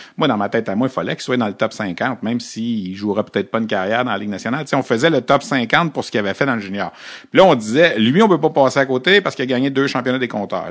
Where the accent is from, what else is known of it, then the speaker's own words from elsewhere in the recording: Quebec, Canada; quand on vient du Québec